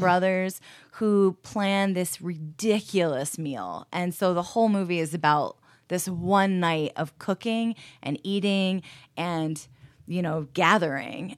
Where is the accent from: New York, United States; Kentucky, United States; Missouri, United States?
New York, United States; New Paltz; now in Rochester, United States; I grew up in New Paltz, New York